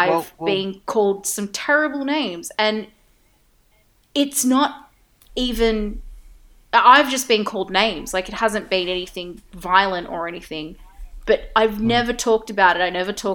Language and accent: English; Sydney, New South Wales, Australia; I grew up in the Inner West, but I grew up in a part of the Inner West that doesn't have a lot of Australian families were at my school.